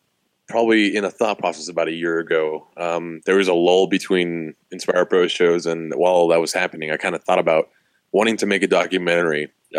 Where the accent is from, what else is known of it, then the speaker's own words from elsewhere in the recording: Austin, Texas, United States; I'm 25. I'm from Austin.